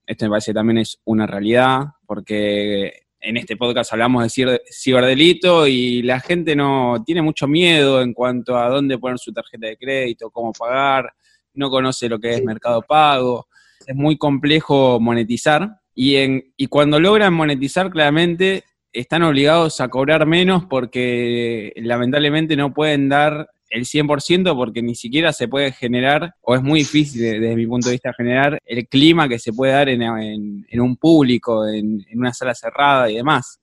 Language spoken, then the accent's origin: Spanish; Argentina; somos Argentina